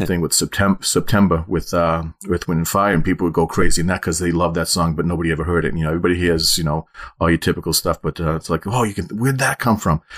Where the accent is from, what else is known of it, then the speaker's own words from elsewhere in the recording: Methuen, Massachusetts, United States; when I grew up in Methuen, Hampton Beach was about forty minutes away.